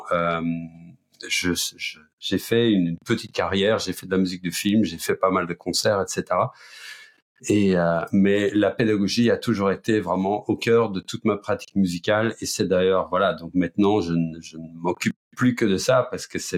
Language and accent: French; Flanders, Belgium; accent: Belgian; now in France; je suis belge d'origine, flamand, mais ça fait très longtemps que j'habite euh, en France. Ça fait 38 ans que j'habite dans la région parisienne, donc il y a prescription. J'ai d'ailleurs perdu mon accent belge.